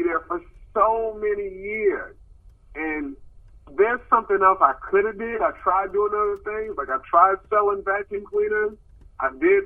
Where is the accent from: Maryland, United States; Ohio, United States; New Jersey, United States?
Maryland, United States; Baltimore; moved away; also born or lived in Sacramento, California; I'm from Baltimore, Maryland, but Sacramento is like my comedy home